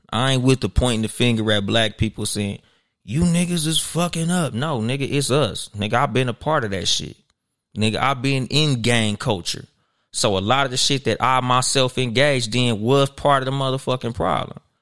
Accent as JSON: {"language": "English", "town": "Compton", "region": "California", "country": "United States", "tie": "born or raised there", "said": "I'm from Compton."}